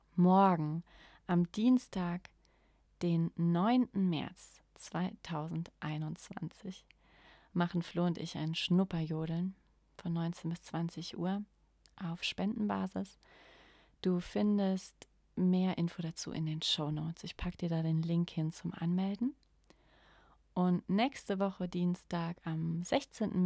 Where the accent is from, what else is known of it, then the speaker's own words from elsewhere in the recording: Germany; ich spreche als Deutsche auch vor allem für ja, das Volk der Deutschen